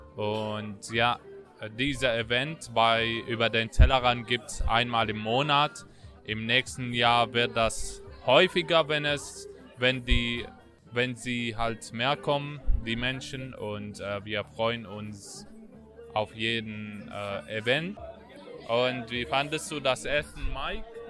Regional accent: Syria; German is a second language; now in Germany; Ich komme aus Syrien, bin seit sieben Jahren in Deutschland.

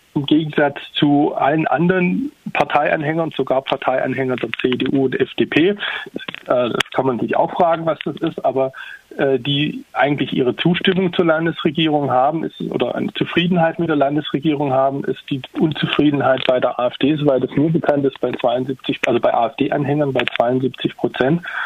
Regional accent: Tübingen, Baden-Württemberg, Germany; ich komme selbst aus Tübingen

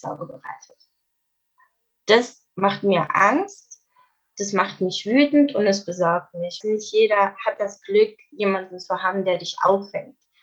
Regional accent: Swabia, Germany; Meine Familie ist seit hunderten Jahren im Südwesten, es tut mir leid. Also ich bin äh, Schwabe

